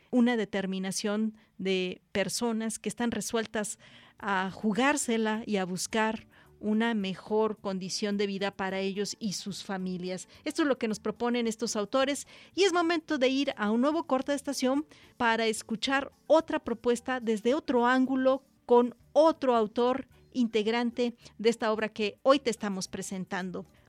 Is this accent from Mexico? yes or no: yes; Mexico; en nuestro país